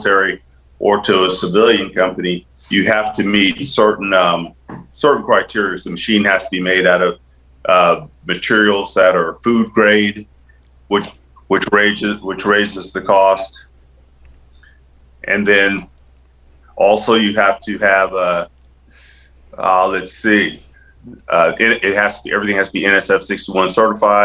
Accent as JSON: {"language": "English", "town": "San Antonio", "region": "Texas", "country": "United States", "tie": "born or raised there", "also_born_or_lived": "Europe", "said": "growing up in Texas"}